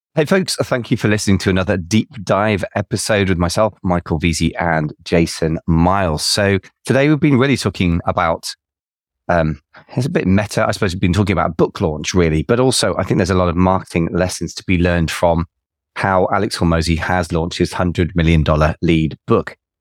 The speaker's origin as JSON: {"language": "English", "region": "England", "country": "United Kingdom", "said": "I'm English"}